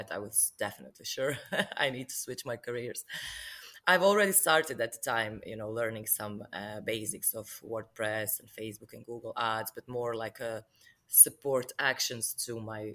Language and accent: English; Croatia; also born or lived in Dublin, Ireland; I'm from Croatia, and I'm based in Zagreb at the moment, but I used to work in Dublin as well for 6 years